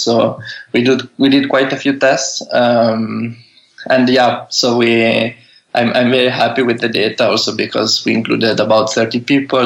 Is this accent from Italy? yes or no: yes; Italy; moved away as an adult; also born or lived in Bologna, Italy / Netherlands; now in San Francisco, United States; from Italy, I, I was uh, in Italy until I think I was 25